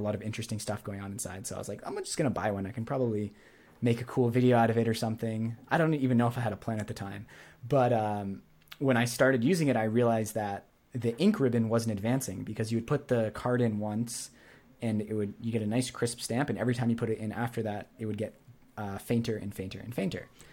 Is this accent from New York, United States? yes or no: no; New Hampshire, United States; moved away as an adult; also born or lived in Montreal; I grew up in New Hampshire, and then I went to Montreal.